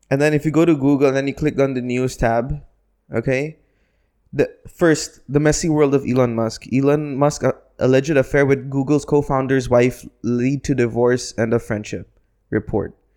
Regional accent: Philippines; now in United Arab Emirates; I'm a Filipino

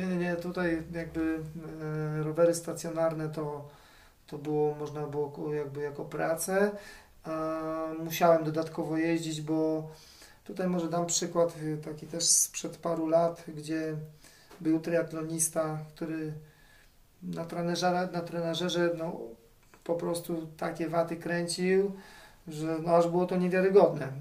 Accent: Gdańsk, Pomeranian Voivodeship, Poland; jestem z Trójmiasta, z Gdańska dokładnie

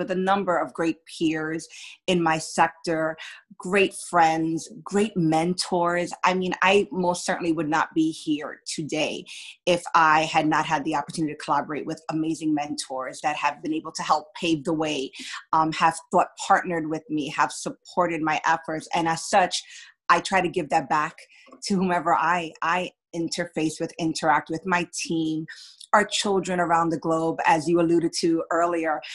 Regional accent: New York City, New York, United States; I grew up in New York City

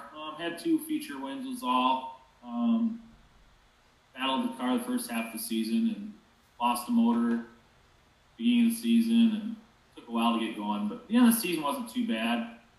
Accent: Lake Preston, South Dakota, United States; I'm from Lake Preston, South Dakota. I'm about 25 miles straight west of Brookings, probably 50 miles straight east of Huron

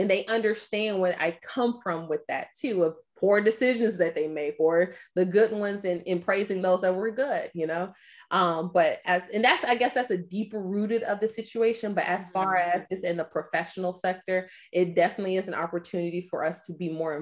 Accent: Atlanta, Georgia, United States; I'm from Atlanta, Georgia. I moved back to Atlanta

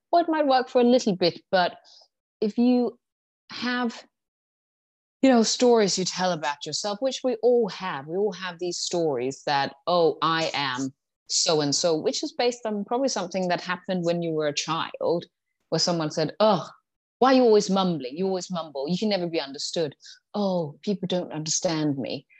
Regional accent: Denmark; moved away as an adult; also born or lived in London; when I was 18, I moved to London from Denmark

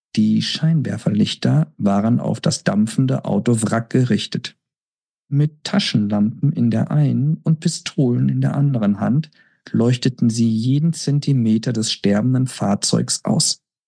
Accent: Lügde, North Rhine-Westphalia, Germany; moved away; ich denke auch gerne an meine Kindheit und Jugendzeit in Lüchte zurück

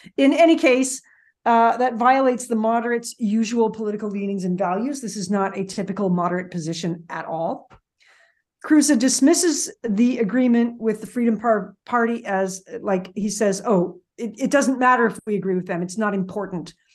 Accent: Canada; I'm Canadian.

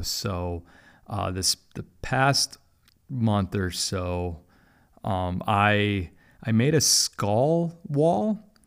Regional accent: Milwaukee, Wisconsin, United States; now in Jacksonville, United States; I grew up in Milwaukee

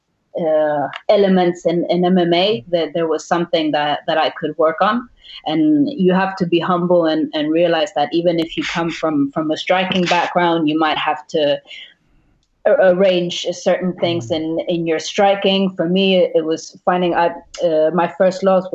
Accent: Sweden; also born or lived in Uruguay / Thailand; now in France; I was born in Uruguay, I was raised in Sweden, and now I'm living in France, training in Thailand

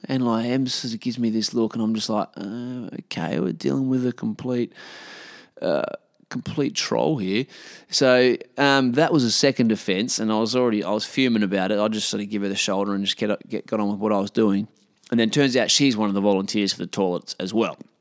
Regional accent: Australia; I'm an Australian bloke

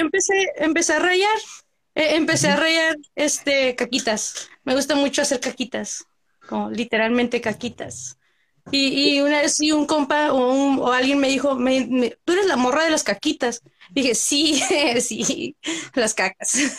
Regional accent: Central California, United States; soy del centro de California

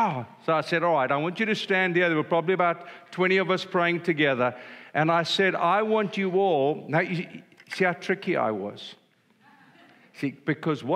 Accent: South Africa; I'm old and I'm a South African

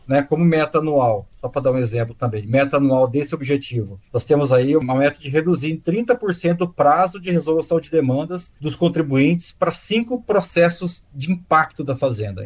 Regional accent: Bauru, São Paulo, Brazil; moved away as an adult; now in Ribeirão Preto, Brazil; na cidade de Bauru, que é onde eu nasci

